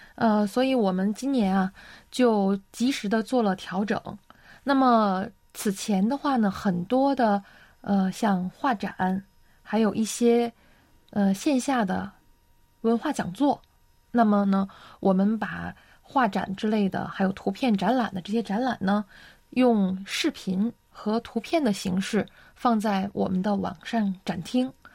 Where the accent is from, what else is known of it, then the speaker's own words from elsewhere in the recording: China; now in South Korea; 我作为一个中国人